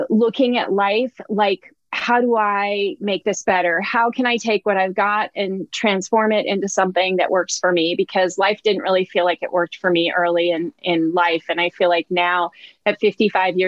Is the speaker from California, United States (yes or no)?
yes; Oakland, California, United States; I grew up, I was born in Oakland, California